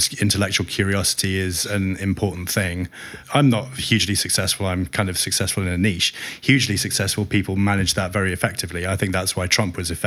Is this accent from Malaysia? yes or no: no; United Kingdom; I'm so attached to being British.